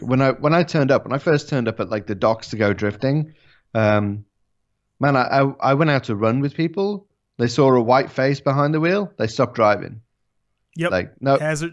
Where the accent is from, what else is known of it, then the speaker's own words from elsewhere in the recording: England, United Kingdom; also born or lived in Japan; I'm an Englishman.